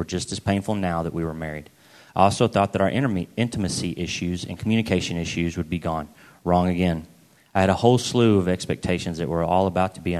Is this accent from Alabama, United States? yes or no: no; Arlington, Texas, United States; I was born in Arlington, Texas, and I've lived in the Dallas area all my life